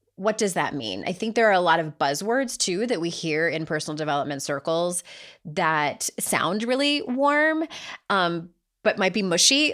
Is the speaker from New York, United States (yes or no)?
no; San Diego, California, United States; accent: Southern California; now in North Carolina, United States; I grew up in San Diego